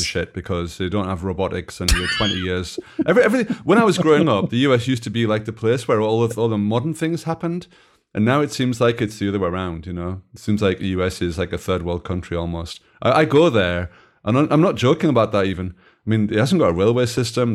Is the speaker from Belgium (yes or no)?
yes; Belgium; I come from Belgium